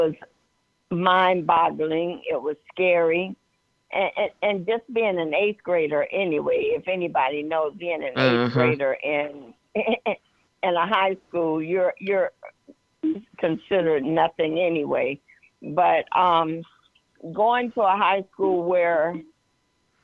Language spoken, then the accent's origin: English; Atlanta, Georgia, United States; I was born in Atlanta, Georgia, and my parents were educators